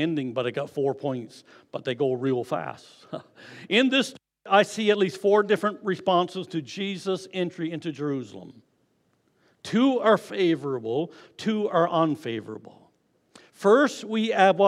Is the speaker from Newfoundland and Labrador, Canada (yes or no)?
yes; Newfoundland and Labrador, Canada; I'm a newfie